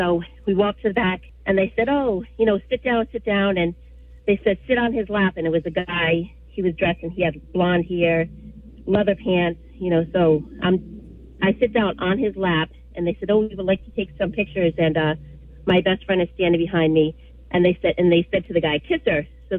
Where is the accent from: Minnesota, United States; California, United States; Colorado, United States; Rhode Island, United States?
Rhode Island, United States; Providence; I grew up in Providence, so, you know, that's where we always hung out.